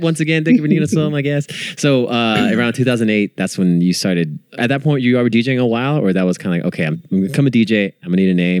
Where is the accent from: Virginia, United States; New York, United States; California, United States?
California, United States; Bay Area; growing up in the Bay Area